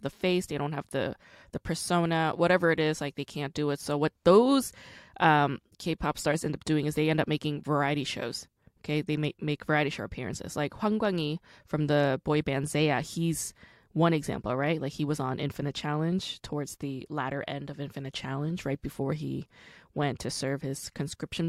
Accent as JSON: {"language": "English", "region": "New York", "country": "United States", "also_born_or_lived": "Rockland County", "said": "I'm also from New York. I didn't grow up in Syracuse, like not upstate, but I did go to high school in Rockland County."}